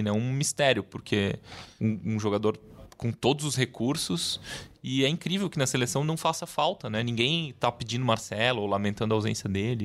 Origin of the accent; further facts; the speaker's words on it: Uruguay; moved away; Eu que nasci no Uruguai, torço pela seleção do Uruguai